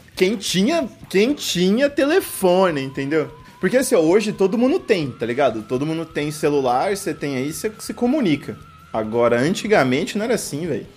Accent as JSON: {"language": "Portuguese", "town": "Birigui", "region": "São Paulo", "country": "Brazil", "said": "Sou de Birigui."}